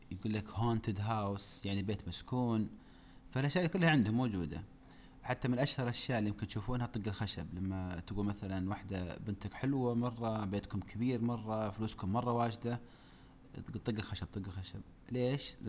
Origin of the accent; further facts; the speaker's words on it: Saudi Arabia; ليت عندنا في السعوديه وحده نبغى نسوي قريه بدون رجال